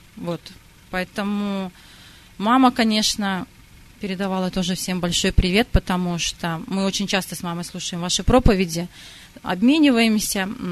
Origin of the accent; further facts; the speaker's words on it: Belarus; also born or lived in Sakhalin, Russia; родилась на Сахалине, и там же приняла, как и все русские, большинство православия. Потом, когда была перестройка, моя семья переехала в Белоруссию